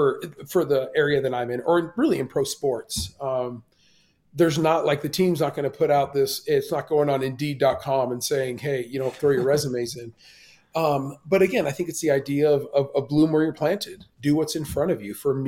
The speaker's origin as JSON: {"language": "English", "country": "Iran", "tie": "born there", "moved": "yes", "said": "I was born in Iran and I grew up Muslim."}